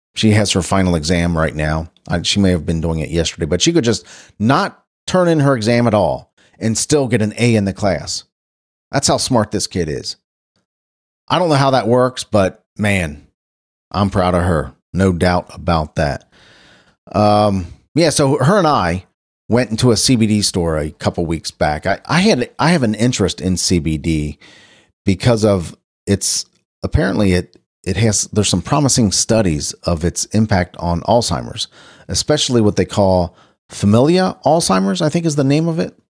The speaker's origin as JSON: {"language": "English", "town": "Cincinnati", "region": "Ohio", "country": "United States", "tie": "born or raised there", "said": "my hometown, Cincinnati, Ohio"}